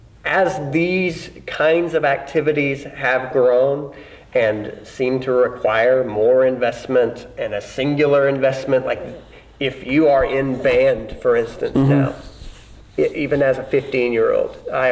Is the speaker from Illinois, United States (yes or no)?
yes; Southern Illinois, United States; I mean, Southern Illinois. I mean, it's a town of 9,000